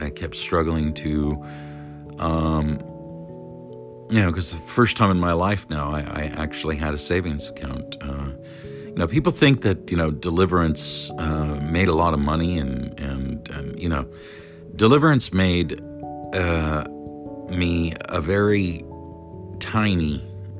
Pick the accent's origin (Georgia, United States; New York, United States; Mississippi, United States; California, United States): California, United States; also born or lived in Las Vegas; California, my home state